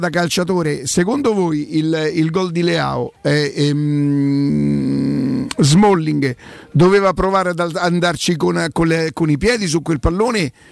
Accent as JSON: {"language": "Italian", "town": "Rome", "region": "Lazio", "country": "Italy", "said": "non sarò più romano, forse sono milanese, non so."}